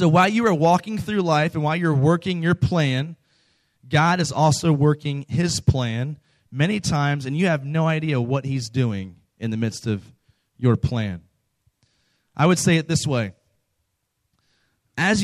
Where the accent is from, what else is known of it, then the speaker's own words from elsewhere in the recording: close to Washington, D.C., Virginia, United States; moved away as an adult; now in Texas, United States; I'm not from Texas. I'm from the East Coast. I'm from Virginia, close to Washington, D.C.